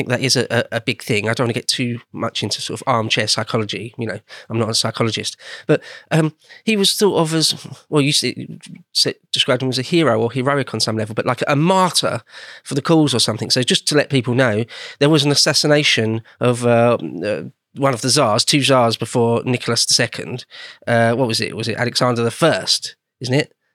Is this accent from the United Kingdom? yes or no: yes; Home Counties, South East England, United Kingdom; an Englishman from born and bred in home counties